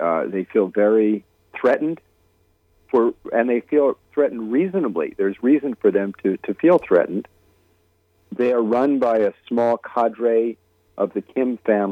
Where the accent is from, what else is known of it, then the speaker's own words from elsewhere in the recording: United States; I was speaking as an American